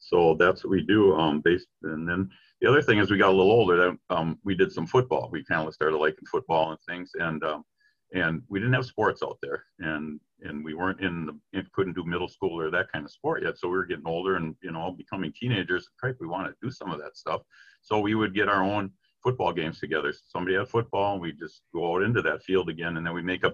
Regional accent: Vermillion, Minnesota, United States; also born or lived in Hastings; growing up in Vermilion.

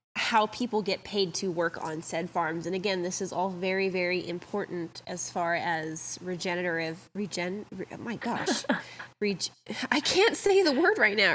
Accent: Hawaii, United States; I am Hawaiian

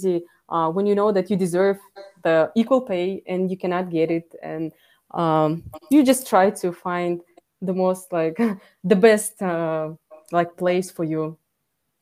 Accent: Kazakhstan; being born in Kazakhstan and living here where I can be Uyghur

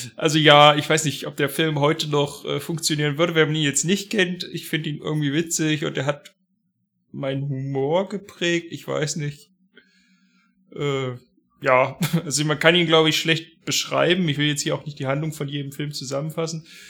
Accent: Harz, Germany; bei uns im Harz

